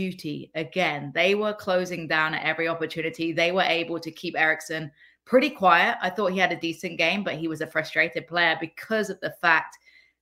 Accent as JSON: {"language": "English", "region": "England", "country": "United Kingdom", "said": "I'm from England."}